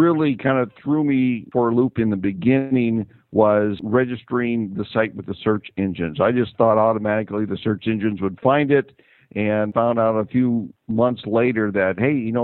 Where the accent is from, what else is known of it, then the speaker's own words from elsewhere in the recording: Fort Dodge, Iowa, United States; I'm originally from Fort Dodge, and what I've done recently in the last couple of years is I've designed a website for my hometown of Fort Dodge, Iowa